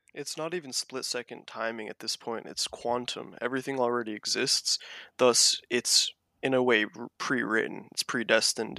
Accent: Kauai, Hawaii, United States; I was born on Kauai, the garden island of Hawaii

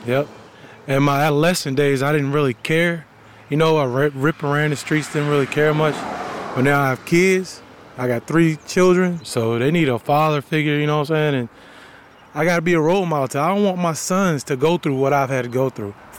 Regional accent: Albemarle County, Virginia, United States; I'm from Albemarle County

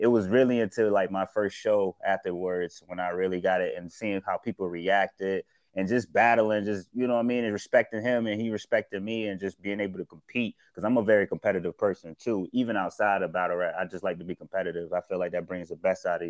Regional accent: Syracuse, New York, United States; also born or lived in Atlanta, Georgia; I was born actually in Atlanta, and then I moved to Syracuse. And then when I moved to Syracuse, it was on the west side of Syracuse

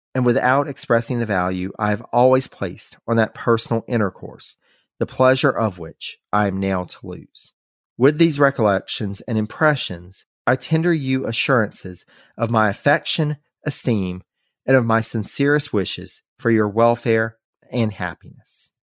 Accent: North Carolina, United States; from North Carolina, from our home state

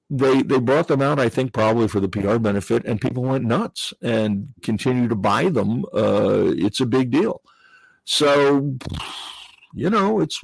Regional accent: New England, United States; I grew up in New England.

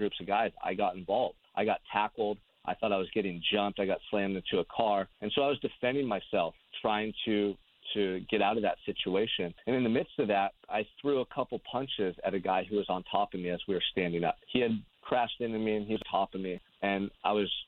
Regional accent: Santa Barbara, California, United States; I'm from Santa Barbara, California, which is a beautiful beach community 2 hours north of Los Angeles, and I've lived here my entire life.

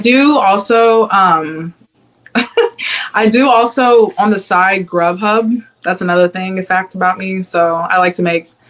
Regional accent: Cincinnati, Ohio, United States; I'm from Cincinnati, Ohio

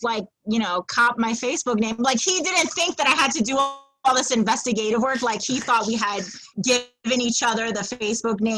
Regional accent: New York City, New York, United States; also born or lived in Wisconsin / Brooklyn; I'm the Manhattan girl that was raised in Midtown.

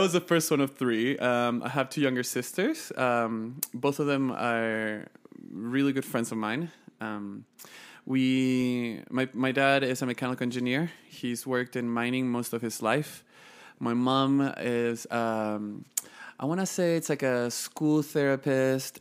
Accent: northern Chile, Chile; moved away; also born or lived in Santiago, Chile / Utah County, United States; I was born and raised in Chile. Um, born in Santiago, moved to the north of the country when I was fifteen days old with my parents

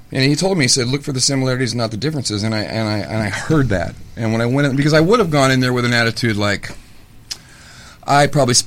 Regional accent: Los Angeles, California, United States; I grew up in Laurel Canyon, and my dad was a hippie

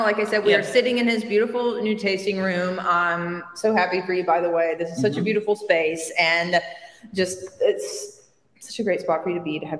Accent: Montgomery, Alabama, United States; now in Walla Walla, United States; I am from Montgomery, Alabama, which is, Walla Walla is 60,000 people in the surrounding areas, and Montgomery is 250,000

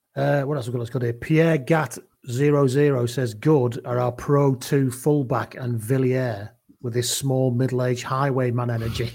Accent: Wales, United Kingdom; Wales, England

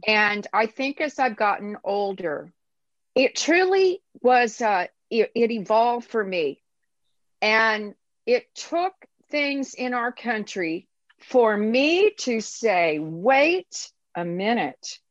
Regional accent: United States; As an American and as a woman

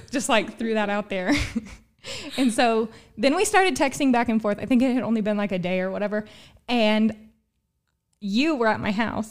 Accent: Gallatin County, Illinois, United States; also born or lived in Albion, Illinois; I am from Gallatin County.

